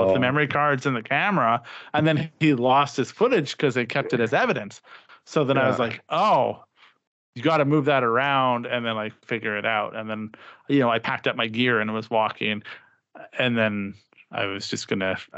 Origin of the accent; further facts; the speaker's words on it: Canada; I'm a Canadian